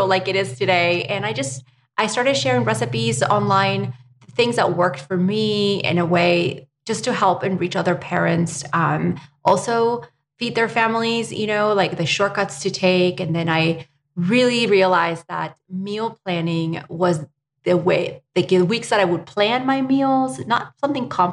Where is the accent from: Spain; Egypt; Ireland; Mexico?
Spain; now in United States; I was born and raised in Spain